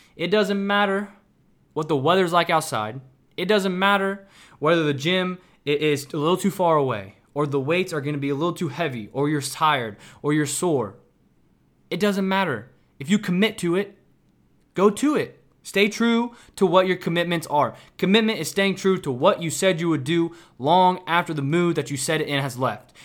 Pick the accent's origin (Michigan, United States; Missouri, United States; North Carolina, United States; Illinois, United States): Missouri, United States; Kansas City; moved away as an adult; now in Houston, United States